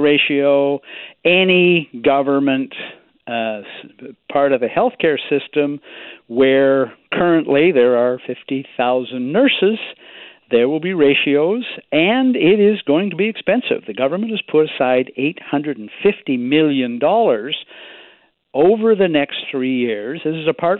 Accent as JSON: {"language": "English", "region": "British Columbia", "country": "Canada", "said": "as British Columbians"}